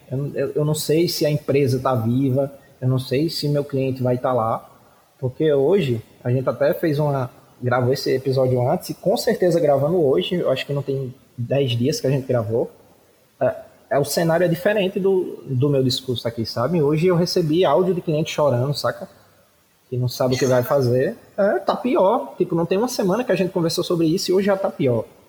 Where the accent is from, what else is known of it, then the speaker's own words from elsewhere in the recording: Cariri, Ceará, Brazil; nós somos daqui do Cariri, no interior do Ceará